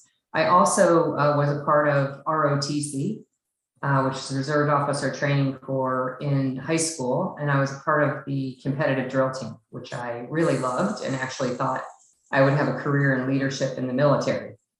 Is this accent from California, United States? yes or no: no; Chicago, Illinois, United States; So I was born in the Midwest in Illinois near Chicago. I was born to teenage parents. That didn't stay married very long. And I had quite a difficult childhood with a lot of moves across the Illinois, Chicagoland area